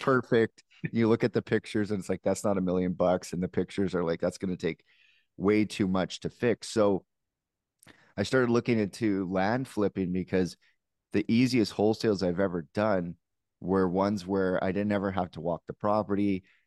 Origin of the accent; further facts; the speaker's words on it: Canada; as a Canadian